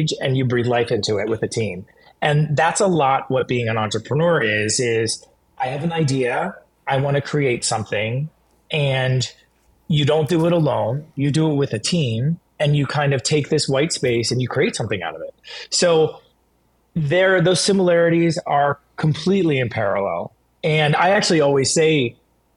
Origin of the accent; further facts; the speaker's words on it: Southwest Florida, United States; moved away as an adult; I grew up in Southwest Florida